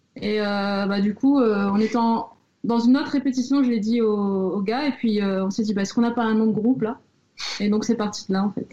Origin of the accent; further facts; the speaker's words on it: Réunion; moved away as an adult; now in Nancy, France; je viens de La Réunion